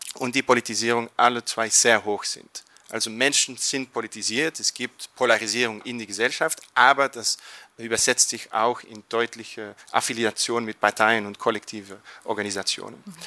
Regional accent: Flanders, Belgium; German is a second language; in Flandern oder Belgien, wo ich herkomme

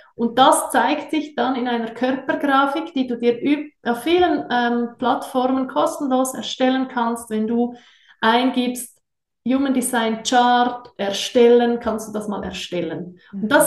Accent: Switzerland; accent: Swiss; ich bin auch Schweizerin, wie ihr sicher hört, äh, bin sehr wohlbehütet aufgewachsen in den Bergen

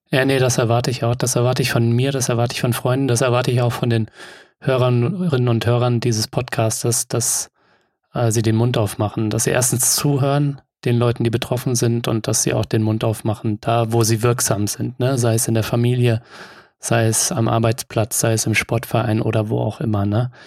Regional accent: Offenbach am Main, Hesse, Germany; Ich komme ja selbst auch aus Hessen und zwar aus Offenbach bei Frankfurt

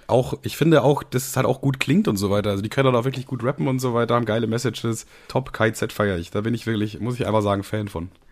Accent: Bavaria, Germany; ich komme ja selber aus Bayern

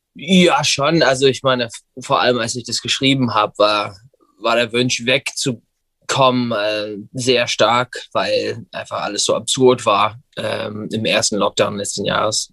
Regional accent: Gig Harbor, Washington, United States; German is a second language; now in Berlin, Germany; Ich komme aus der Nähe von Seattle, Washington. Ich bin in Gig Harbor, Washington groß geworden

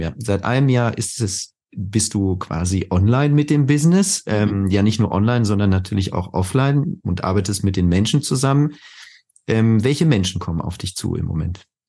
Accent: Spain; now in Germany; ich bin ja halb Spanier, also ich bin auch in Spanien aufgewachsen

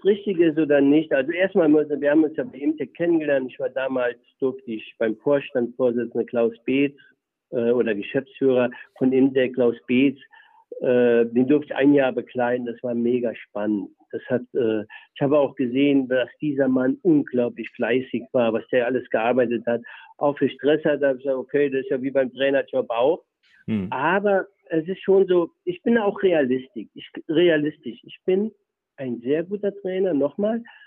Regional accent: Germany; also born or lived in Aalen / Karlsruhe; now in Essingen (Aalen area), Germany; aus dem Milieu, wo ich herkomme, aus der Eifel

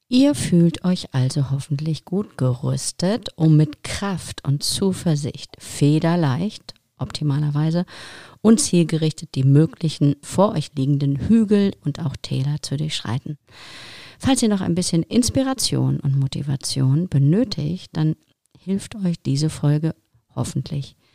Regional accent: Ukraine; moved away; Ich komme ursprünglich aus der Ukraine, genau.

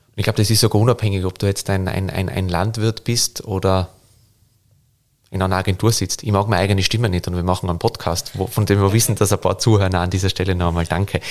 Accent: Tyrol, Austria; now in Vienna, Austria; als Tiroler

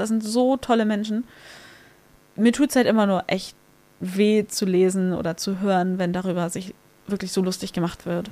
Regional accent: Hamburg, Germany; ich bin auf der Reeperbahn groß geworden

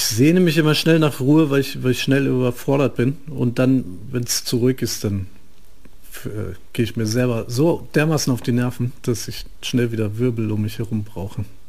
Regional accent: near Frankfurt, Hesse, Germany; Da bin ich ja aufgewachsen in der Nähe

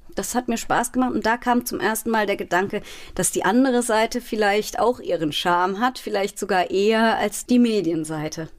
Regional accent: Mainz, Rhineland-Palatinate, Germany; Ich bin aufgewachsen in Mainz-Laubenheim

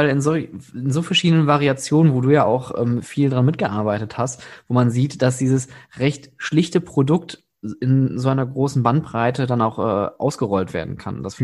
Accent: Oberhausen, North Rhine-Westphalia, Germany; born there; natürlich als gebürtiger Oberhausener nochmal so eine, so eine schöne Schnittstelle.

